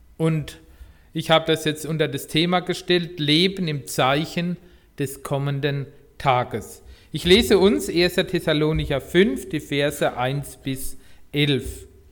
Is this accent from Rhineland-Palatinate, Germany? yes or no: yes; Rhineland-Palatinate, Germany; moved away; Ich komme ja aus der Pfalz